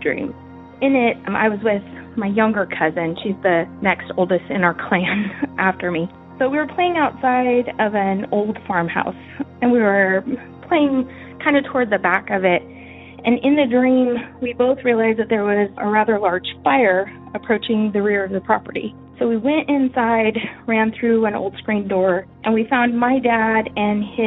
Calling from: California, United States; I'm calling from California

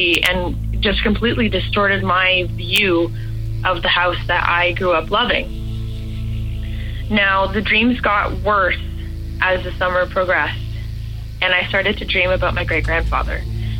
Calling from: Toronto, Ontario, Canada; I'm 23 years old, and I'm calling from Toronto, Canada.

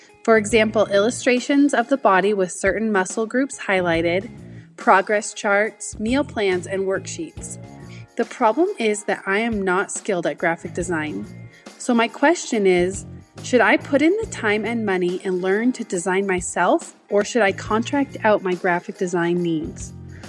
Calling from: Cedar Hills, Utah, United States; I am from Cedar Hills, Utah.

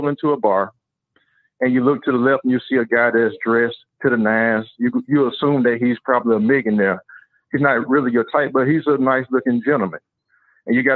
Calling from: Dallas, Texas, United States; I'm a caller from Dallas.

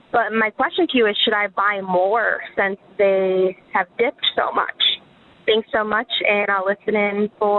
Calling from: Florida, United States; I'm calling from Florida. My question for you guys is, so I'm a 27-year-old.

